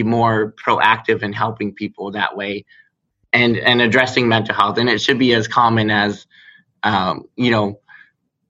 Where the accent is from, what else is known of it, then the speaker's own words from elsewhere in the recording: Barrie, Ontario, Canada; I grew up in Barrie